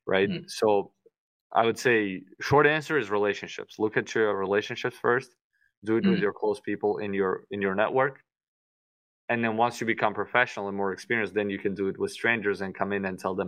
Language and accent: English; Tashkent, Uzbekistan; moved away as an adult; now in Miami, United States; I only came to the US 9 years ago, so I currently live in Miami, Florida, but I grew up in Uzbekistan in the capital, Tashkent